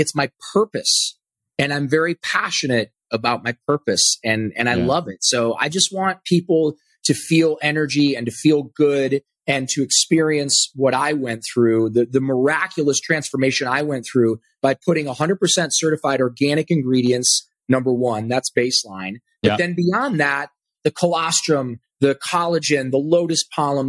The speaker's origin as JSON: {"language": "English", "region": "Ohio", "country": "United States", "moved": "yes", "lives_now": "Austin, United States", "said": "I'm from Ohio"}